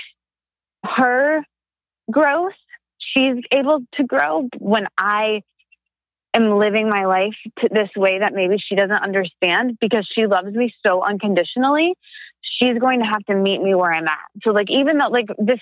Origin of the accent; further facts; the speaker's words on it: a very small town in Michigan, United States; moved away; I'm from a very small town in Michigan. I'm not from Detroit. And my family is all there primarily and no one left.